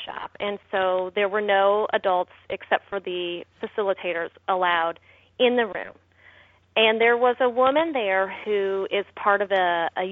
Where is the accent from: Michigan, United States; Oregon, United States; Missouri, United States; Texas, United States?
Missouri, United States; I'm from Missouri. Our tagline for Missouri is we're the show me state